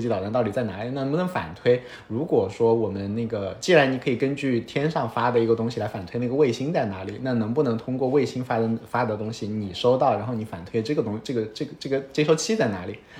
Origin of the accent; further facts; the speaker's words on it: Hunan, China; moved away; 我是湖南人，然后我上的是上海交大计算机系